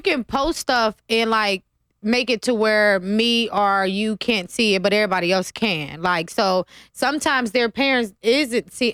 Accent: Ohio, United States; now in Las Vegas, United States; I'm from Ohio

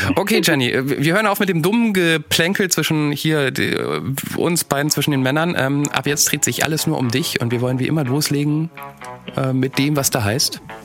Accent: Nieder-Olm, Rhineland-Palatinate, Germany; Niederolm, da wo ich herkomme, kleines Kaff

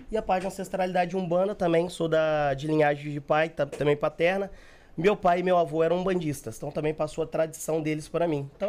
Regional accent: Rio de Janeiro, Brazil; Sou do Rio, sou do Rio.

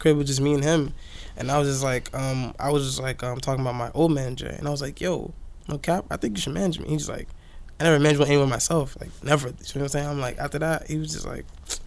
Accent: Sunrise, Florida, United States; I was raised in Sunrise, Florida

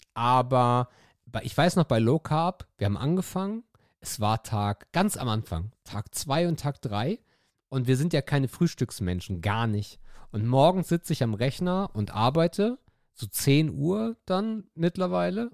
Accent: Northern Germany, Germany; Ich bin Norddeutscher

